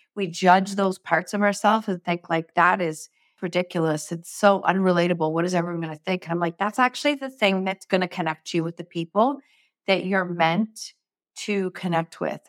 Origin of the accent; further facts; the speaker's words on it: Canada; I'm from Canada, so we have, like, huge arenas